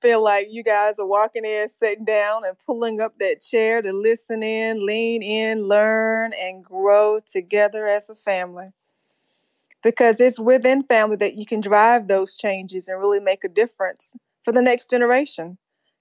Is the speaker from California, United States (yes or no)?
no; North Carolina, United States; now in Fort Mill, United States; I was raised in North Carolina.